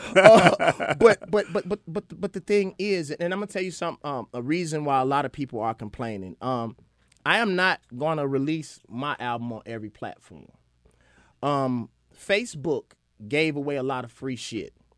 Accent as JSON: {"language": "English", "region": "Mississippi", "country": "United States"}